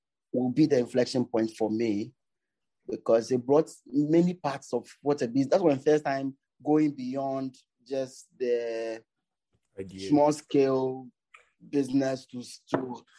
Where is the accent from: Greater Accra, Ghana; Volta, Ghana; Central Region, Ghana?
Greater Accra, Ghana; Tema; I was born in Tema. It's a suburb in Accra.